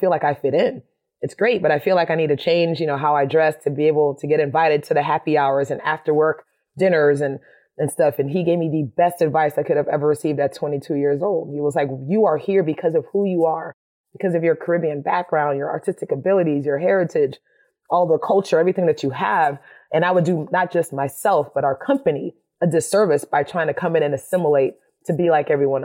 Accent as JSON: {"language": "English", "town": "Miami", "region": "Florida", "country": "United States", "tie": "born or raised there", "also_born_or_lived": "Winston-Salem, North Carolina", "moved": "as an adult", "said": "growing up in Miami, you know, in the 80s, I was the quirky art girl"}